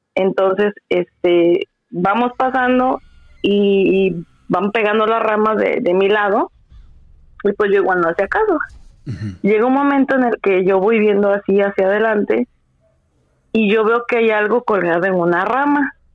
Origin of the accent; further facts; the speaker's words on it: Veracruz, Mexico; cómo somos los, los jarochos